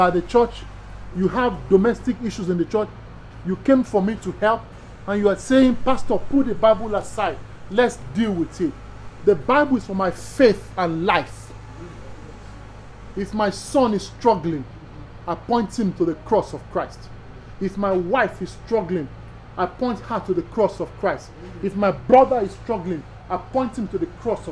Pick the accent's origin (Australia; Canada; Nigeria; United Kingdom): Nigeria; I'm Nigerian by birth